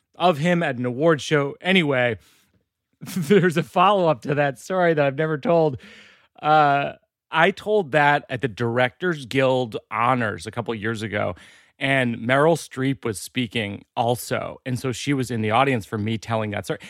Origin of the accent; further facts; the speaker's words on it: Shrewsbury, Massachusetts, United States; I grew up in Shrewsbury, Mass, outside of Worcester